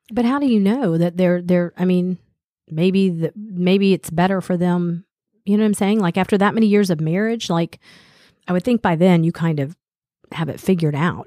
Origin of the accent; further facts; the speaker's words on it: Smyrna, United States; when I was growing up in Smyrna